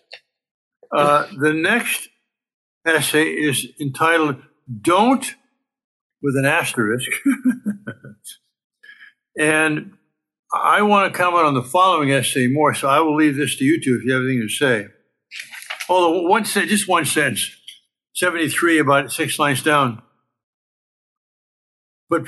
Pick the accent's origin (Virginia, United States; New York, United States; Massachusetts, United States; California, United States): California, United States; a Californian by birth and by most of my life